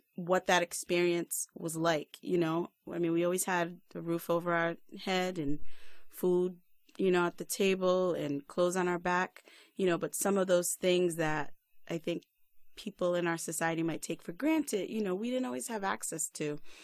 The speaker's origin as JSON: {"language": "English", "region": "Rhode Island", "country": "United States", "moved": "yes", "lives_now": "Silver Spring, United States", "said": "I'm originally from Rhode Island. Shout out to all my peoples there. But right now, I'm living in Silver Spring, Maryland"}